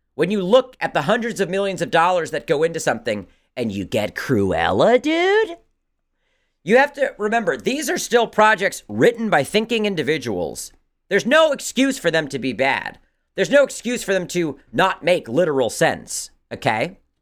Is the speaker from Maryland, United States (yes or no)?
yes; Maryland, United States; growing up in Maryland